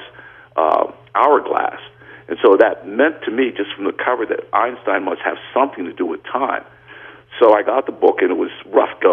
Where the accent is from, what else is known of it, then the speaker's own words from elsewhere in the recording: New York City, New York, United States; I grew up in the Bronx, and I was the oldest of four children